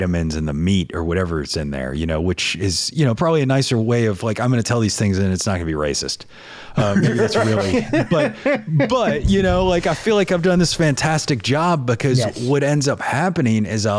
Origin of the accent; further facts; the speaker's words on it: the South, United States; Look at what I mean, look at me. I look like a dirty Southerner, man.